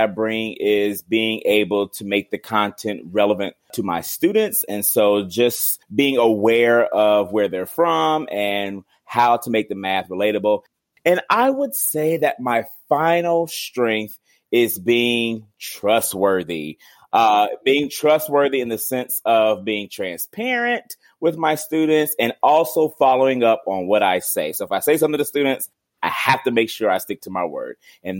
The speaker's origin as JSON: {"language": "English", "town": "Louisville", "region": "Kentucky", "country": "United States", "said": "I'm from Louisville, Kentucky."}